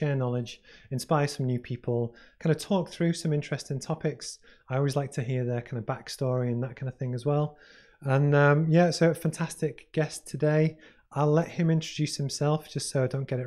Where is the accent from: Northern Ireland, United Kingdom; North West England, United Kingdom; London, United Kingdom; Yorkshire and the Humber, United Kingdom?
North West England, United Kingdom; Liverpool; I grew up in Liverpool